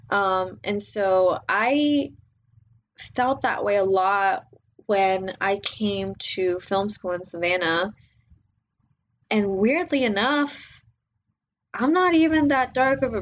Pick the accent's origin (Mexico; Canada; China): Mexico; also born or lived in Panama / United States; I was born in Mexico. Um, my mom's side of the family is from Mexico. My dad's side of the family is Panamanian. And I've grown up in Mexico.